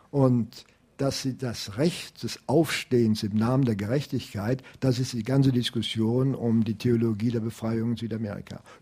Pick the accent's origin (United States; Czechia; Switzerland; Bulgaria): Czechia; Prague; Ich komme aus Prag, Jan Hus ist ein Begriff natürlich auch für jeden heutigen Zessen.